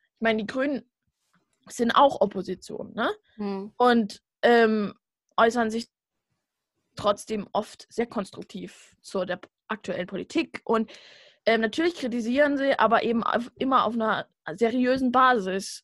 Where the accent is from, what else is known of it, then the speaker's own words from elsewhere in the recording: Saxony, Germany; ich komme aus Sachsen, oh, aus dem braunen Winkel